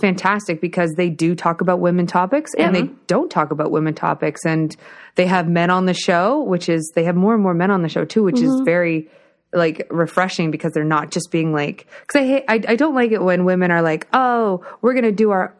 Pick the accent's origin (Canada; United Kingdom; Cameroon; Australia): Canada; Burlington, Ontario; I'm from Burlington